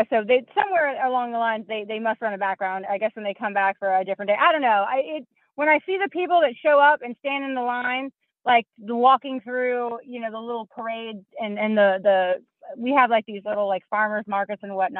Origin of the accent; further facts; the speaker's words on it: the South, United States; I grew up in the South